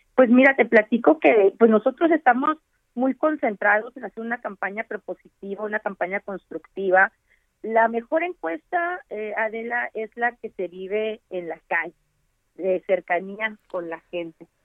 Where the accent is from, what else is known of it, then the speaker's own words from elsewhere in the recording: Baja California, Mexico; yo soy baja californiana, aquí nací, aquí crecí, nunca abandoné a mi estado